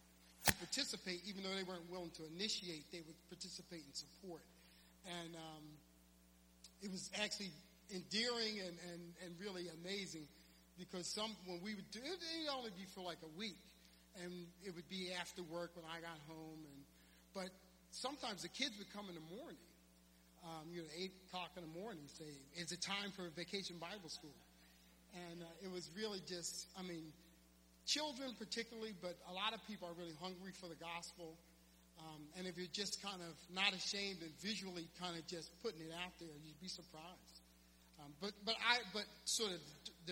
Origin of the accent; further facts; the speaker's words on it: Philadelphia, Pennsylvania, United States; the church I grew up in West Philly